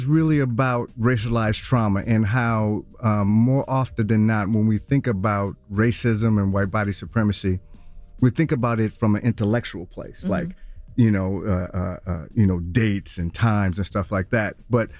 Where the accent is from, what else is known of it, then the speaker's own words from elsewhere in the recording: Milwaukee, Wisconsin, United States; born and raised in Milwaukee, Wisconsin, and my journey in terms of my people and my grandmother.